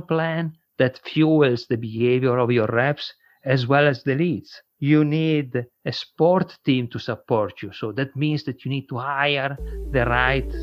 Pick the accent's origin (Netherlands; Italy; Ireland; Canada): Italy; accent: not American; English is a second language; moved away as an adult; now in United States; my accent is a little bit not American, I'm Italian. I came to the United States 20 years ago.